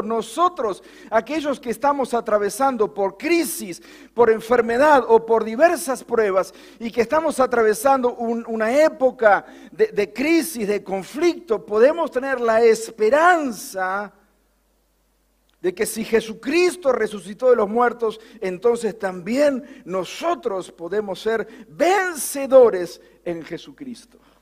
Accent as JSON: {"language": "Spanish", "town": "Bordenave", "region": "Buenos Aires Province", "country": "Argentina", "tie": "born or raised there", "moved": "yes"}